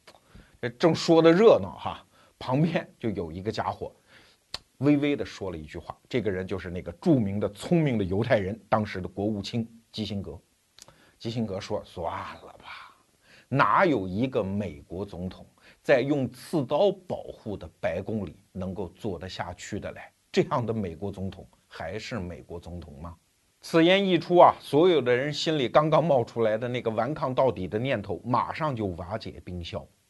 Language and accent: Chinese; China; 我们中国人有一句话